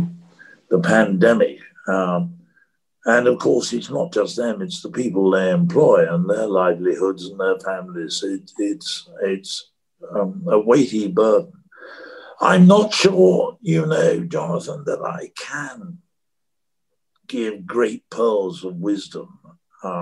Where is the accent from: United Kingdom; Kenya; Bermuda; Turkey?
United Kingdom; one can't avoid being a Brit. That's what I was born to and have been all my life.